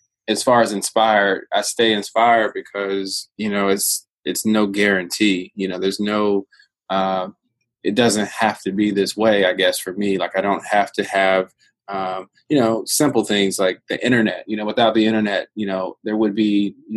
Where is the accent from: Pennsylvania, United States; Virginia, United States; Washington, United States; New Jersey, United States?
Virginia, United States; I come from I come from Virginia